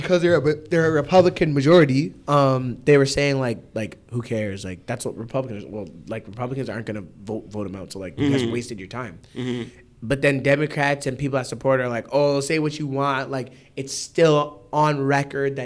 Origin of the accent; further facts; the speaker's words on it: Canada; I'm from Canada